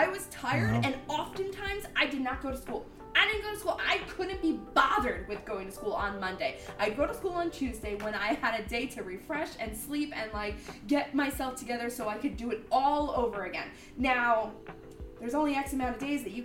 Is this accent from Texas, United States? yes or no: no; Mount Pocono, Pennsylvania, United States; born or raised there